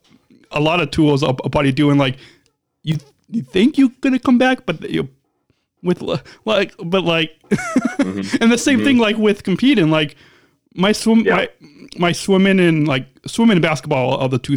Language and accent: English; Illinois, United States; I became an athlete leader in my home state of Special Olympics, Illinois